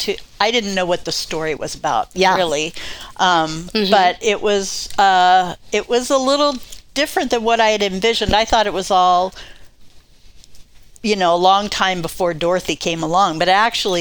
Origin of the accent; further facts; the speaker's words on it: Washington, District of Columbia, United States; now in Coeur d'Alene, United States; I grew up in Washington, D.C.